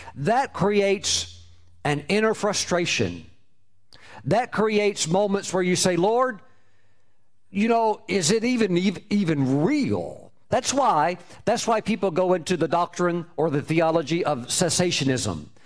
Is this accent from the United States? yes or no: yes; United States; my home my home country